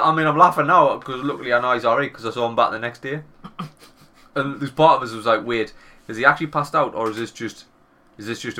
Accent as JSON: {"language": "English", "region": "England", "country": "United Kingdom", "accent": "English", "said": "my English accent"}